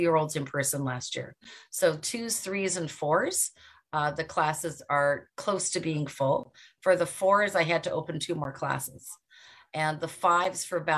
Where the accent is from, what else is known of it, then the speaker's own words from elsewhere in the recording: Mississauga, Ontario, Canada; I'm from Mississauga, Ontario. That's in Canada.